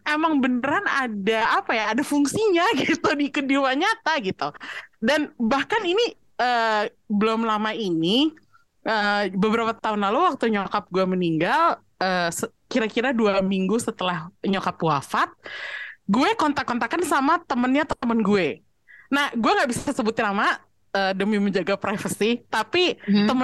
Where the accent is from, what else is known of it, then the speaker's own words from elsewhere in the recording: Java, Indonesia; Dan gue pun orang Jawa gitu.